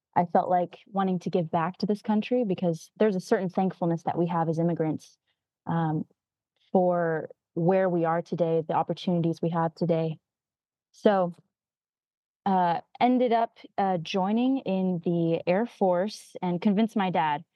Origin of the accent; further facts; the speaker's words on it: California, United States; I grew up in California